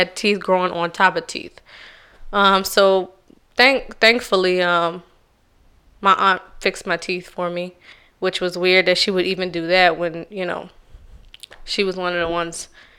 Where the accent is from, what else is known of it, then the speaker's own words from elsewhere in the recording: Charleston, South Carolina, United States; Oh, I'm from Charleston, South Carolina. And Charleston, South Carolina is a little different because it's not like a regular South Carolina accent